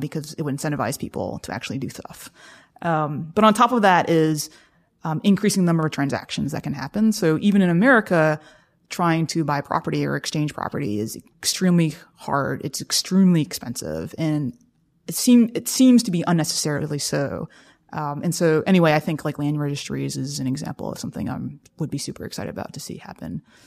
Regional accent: South Carolina, United States; moved away; I come from South Carolina

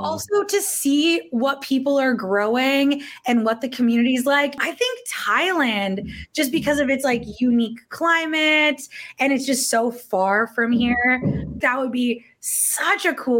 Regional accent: Canada; Like I live in Toronto. I'm Canadian, obviously. So we're like root vegetable apple people, you know?

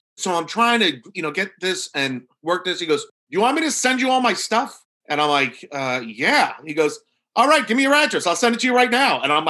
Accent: Norfolk, Virginia, United States; I'm from Norfolk, Virginia.

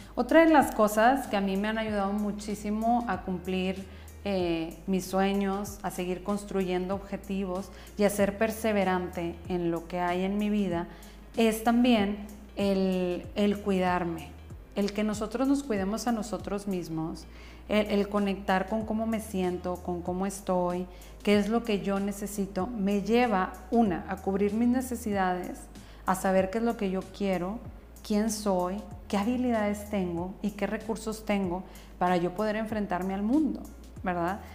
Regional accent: northern Mexico, Mexico; soy bien norteña, tengo una voz fuerte

